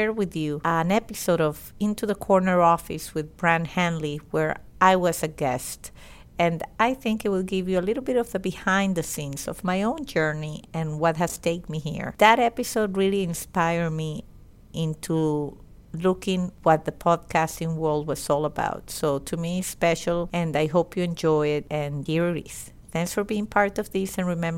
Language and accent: English; Caracas, Capital District, Venezuela; English is a second language; now in United States; I was born and raised in Caracas, Venezuela